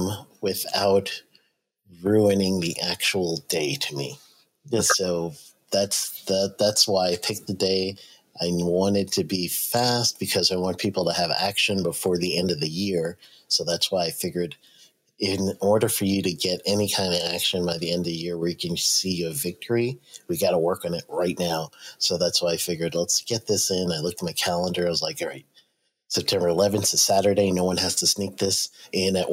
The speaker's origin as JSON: {"language": "English", "region": "New York", "country": "United States", "tie": "born or raised there", "moved": "yes", "said": "I grew up in New York"}